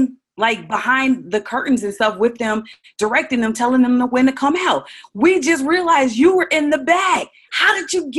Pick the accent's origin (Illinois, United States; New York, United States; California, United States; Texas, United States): Illinois, United States; Chicago; originally I was born and raised in Chicago, Illinois